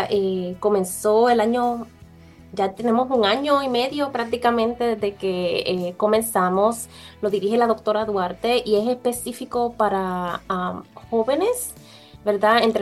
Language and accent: Spanish; Orocovis, Puerto Rico; yo soy original de Puerto Rico también. nací, eh, ¿verdad?, allá en Puerto Rico, fui criada en Orocovis